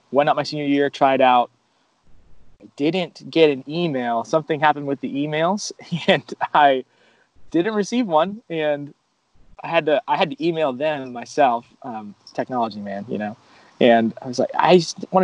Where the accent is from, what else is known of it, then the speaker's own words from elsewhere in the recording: South Florida, United States; moved away as an adult; also born or lived in Virginia; I'm from South Florida, so going out of state to college was like not an option for me personally. We didn't have a ton of money growing up